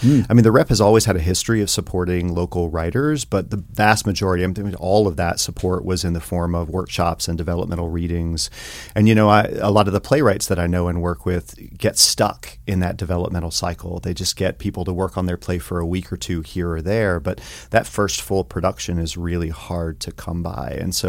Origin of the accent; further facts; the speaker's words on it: Telford, Tennessee, United States; now in Montana, United States; I grew up in the mountains of East Tennessee.